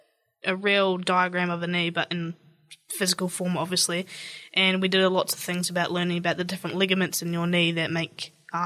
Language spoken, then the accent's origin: English; South Canterbury, New Zealand; I'm from South Canterbury, so I come here occasionally.